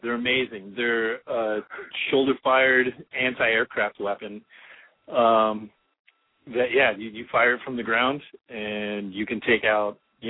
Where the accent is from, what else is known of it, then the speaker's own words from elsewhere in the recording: Orlando, Florida, United States; I'm from Orlando.